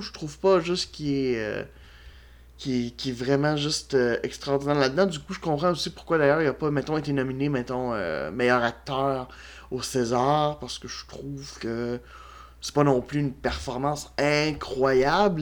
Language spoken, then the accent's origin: French; Quebec, Canada; en tant que Québécois